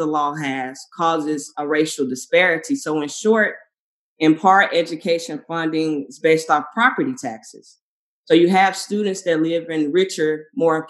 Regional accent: Memphis, Tennessee, United States; moved away as an adult; also born or lived in Arkansas; now in Chicago, United States; I grew up in Memphis, went to undergrad in Arkansas, and I moved to Chicago to do grad school

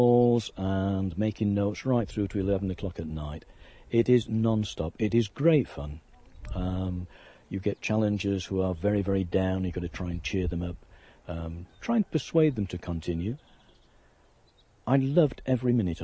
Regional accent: Yorkshire and the Humber, United Kingdom; I'm a Yorkshireman

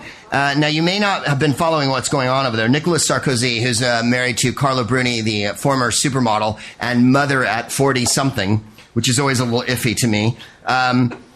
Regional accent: United States; I'm American

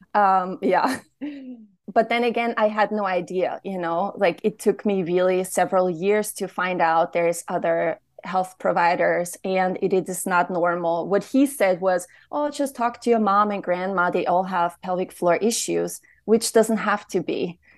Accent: Austria; now in Austin, United States; I'm from Austria

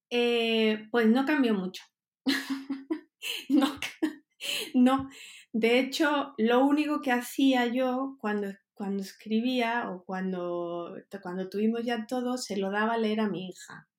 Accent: Huelva, Andalusia, Spain; moved away as an adult; also born or lived in Mexico; yo soy de Huelva, de Andalucía

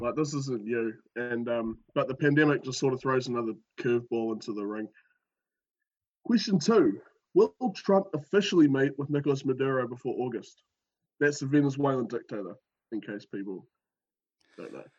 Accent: New Zealand; accent: New Zealand

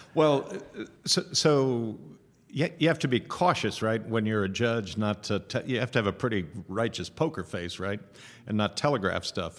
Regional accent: Seal Beach, California, United States; now in Sacramento, United States; I'm a native Californian. I was born in Long Beach. Um, grew up closer to Seal Beach than Long Beach

